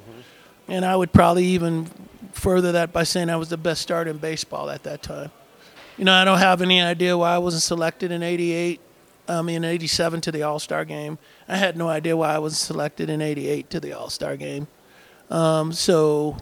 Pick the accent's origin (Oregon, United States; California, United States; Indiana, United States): California, United States; Oakland; I grew up in Oakland